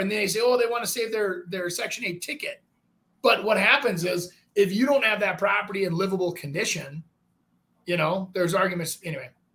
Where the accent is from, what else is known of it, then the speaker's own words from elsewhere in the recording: Brooklyn Park, Minnesota, United States; I grew up in Brooklyn Park.